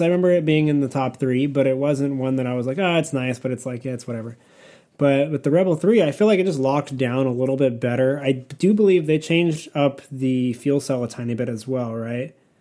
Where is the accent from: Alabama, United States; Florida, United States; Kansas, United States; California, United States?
California, United States; I'm from California